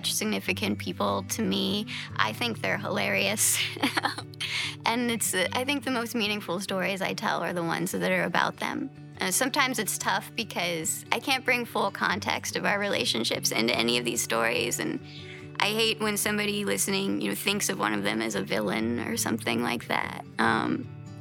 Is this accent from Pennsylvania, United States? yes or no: no; West Virginia and Southern Ohio, United States; now in New York City, United States; I'm originally from West Virginia and Southern Ohio